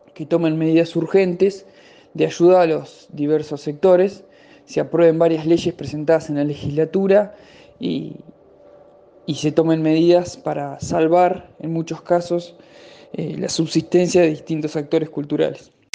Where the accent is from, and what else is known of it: Buenos Aires, Argentina